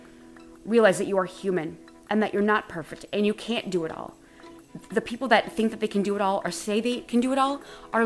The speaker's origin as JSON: {"language": "English", "region": "Wisconsin", "country": "United States", "moved": "yes", "lives_now": "Los Angeles, United States", "said": "I'm originally from Wisconsin"}